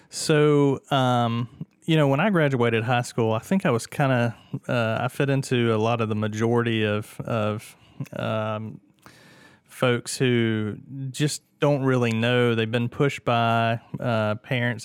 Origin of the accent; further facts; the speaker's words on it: Martinez, Georgia, United States; also born or lived in Atlanta, Georgia; I was born and raised in Martinez